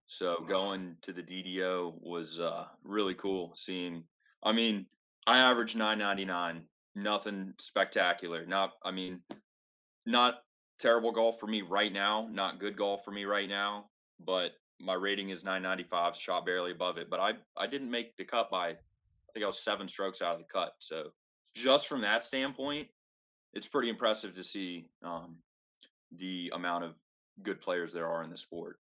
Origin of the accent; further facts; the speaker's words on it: North Carolina, United States; I grew up playing in North Carolina on heavily wooded courses